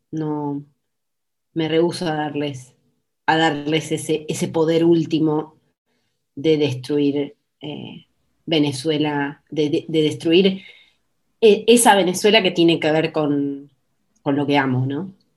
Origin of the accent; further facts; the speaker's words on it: Argentina; para mí como ciudadana argentina